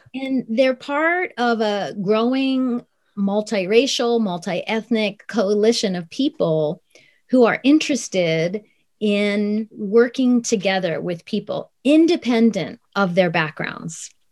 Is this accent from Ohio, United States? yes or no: yes; Columbus, Ohio, United States; also born or lived in Tokyo, Japan; So I was born in Tokyo, but I grew up in Columbus, Ohio, after the age of two